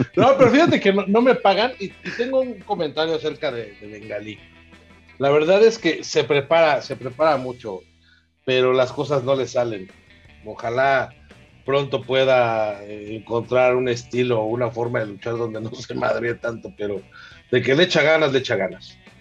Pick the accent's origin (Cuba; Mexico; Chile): Mexico